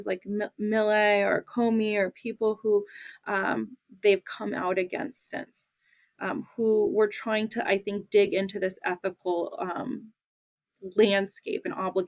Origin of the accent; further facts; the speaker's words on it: United States; as an American